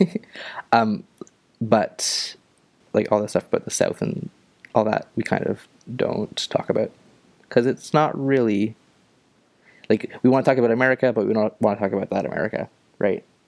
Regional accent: Ontario, Canada; now in Nova Scotia, Canada; I am from Canada. I am from uh, Ontario, although right now I'm living in Nova Scotia

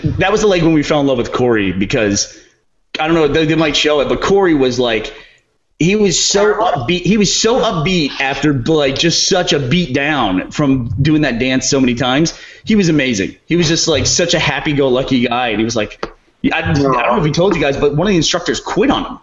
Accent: Texas, United States; I'm from Texas

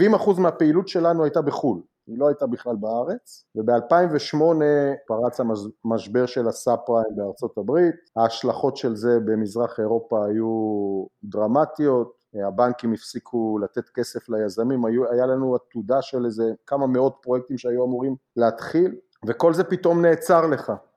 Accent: Haifa, Haifa District, Israel; moved away as an adult; now in United States; אני חיפאי במקור

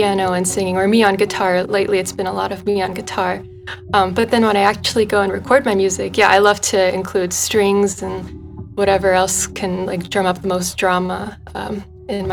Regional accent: the Poconos, Pennsylvania, United States; moved away; I grew up in the Poconos, Pennsylvania, and I'm back here now ever since the pandemic

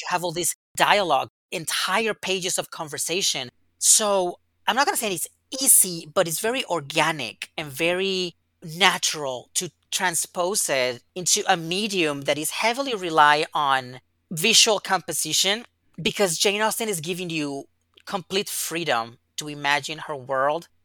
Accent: Yucatán, Mexico; I was born and raised in Mexico, in the very south of Mexico, in Yucatan.

